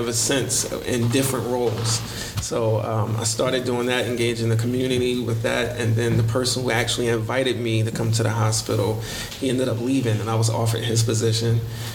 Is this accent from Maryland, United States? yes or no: yes; Baltimore, Maryland, United States; I'm born and raised in Baltimore.